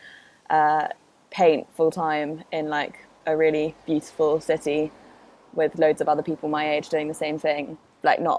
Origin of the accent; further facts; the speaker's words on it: London, United Kingdom; also born or lived in Spain; Born and raised in London pretty much all my life, apart from a weird 3 years where we lived in Spain